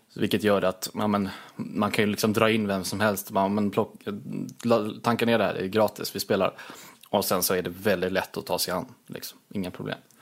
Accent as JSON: {"language": "Swedish", "region": "Småland", "country": "Sweden", "said": "jag är väldigt ja, svensk. Smålänning också på, på ovanpå det"}